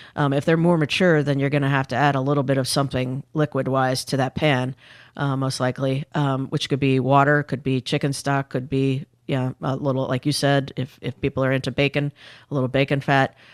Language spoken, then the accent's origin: English; Indiana, United States; I grew up in Indiana when I was in the fourth grade through my senior of high school.